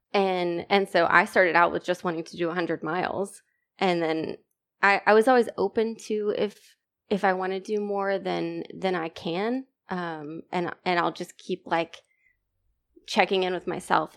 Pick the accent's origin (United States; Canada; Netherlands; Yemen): United States; East Texas; also born or lived in Virginia; I'm from East Texas